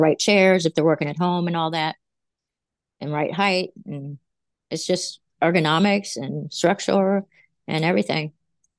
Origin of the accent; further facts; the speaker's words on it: West Virginia, United States; now in Virginia, United States; I was from West Virginia, and I came here to Virginia